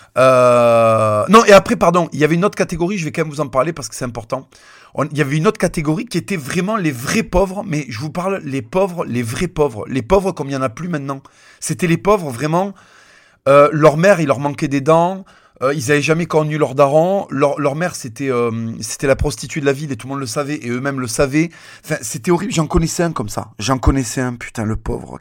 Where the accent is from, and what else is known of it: Toulouse, Occitania, France; born or raised there